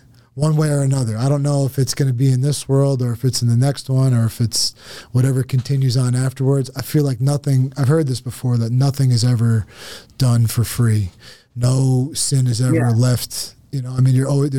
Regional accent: New Jersey, United States; I was 16 when it happened, and I grew up in New Jersey

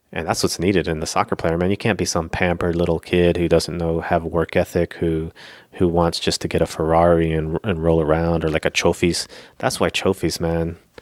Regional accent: Florida, United States; the place where I grew up in Florida was sort of like a hick town

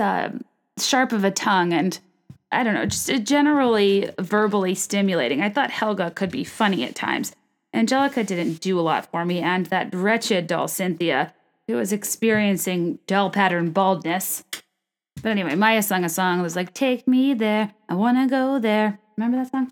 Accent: Richmond, Virginia, United States; moved away; Richmond, Virginia, my hometown

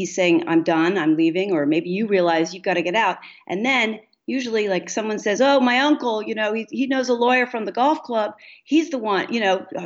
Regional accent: New York City, New York, United States; I grew up in New York City

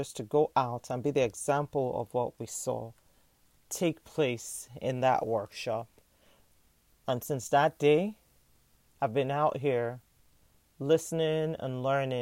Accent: Nigeria; now in United States; as a Nigerian American

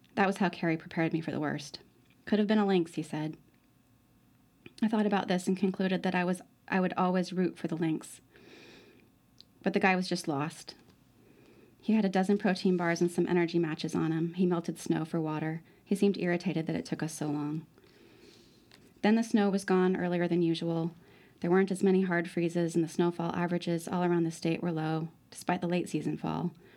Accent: Alaska, United States; I grew up in Alaska

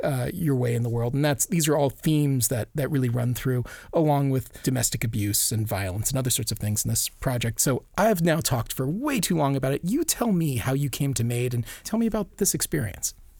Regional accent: Maui, Hawaii, United States; a little howly boy growing up in Maui

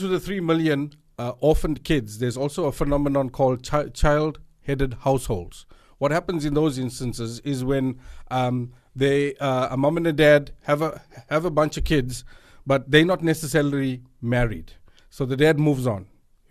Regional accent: South Africa; Yeah, so I am of Indian descent, but 100% South African.

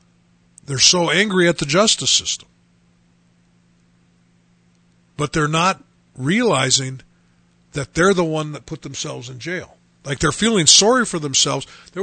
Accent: Chicago, Illinois, United States; just because I'm from Chicago, I got the really long sentence.

